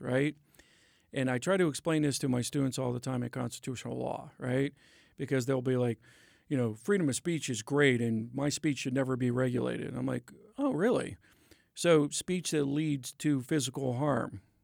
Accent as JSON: {"language": "English", "region": "Pennsylvania", "country": "United States", "tie": "born or raised there", "said": "my home state of Pennsylvania"}